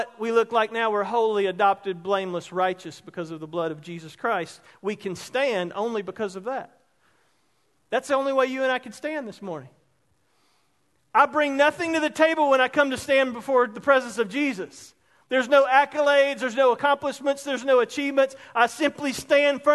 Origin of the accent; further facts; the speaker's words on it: Roebuck, South Carolina, United States; Growing up in Roebuck, one of the greatest towns and communities in South Carolina